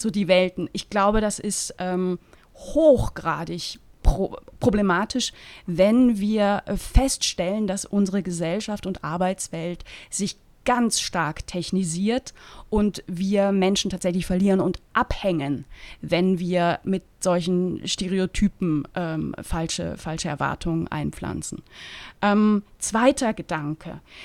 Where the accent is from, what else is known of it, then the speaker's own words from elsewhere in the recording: Eastern Switzerland, Switzerland; ich komme aus der Ostschweiz gebürtig